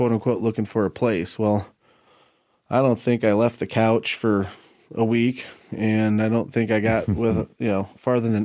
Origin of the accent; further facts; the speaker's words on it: Iowa, United States; moved away as an adult; now in Colorado, United States; I come from Iowa, moved here roughly 18 years ago